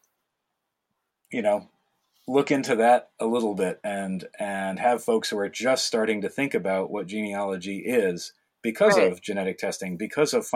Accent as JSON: {"language": "English", "region": "not far from New York City", "country": "United States", "tie": "born or raised there", "said": "I grew up in New York, not far from New York City"}